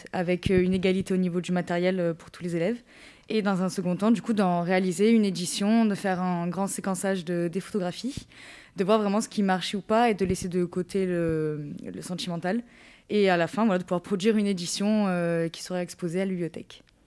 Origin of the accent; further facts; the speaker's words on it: Rognac, Provence-Alpes-Côte d'Azur, France; quand je suis rentrée chez moi à Rognac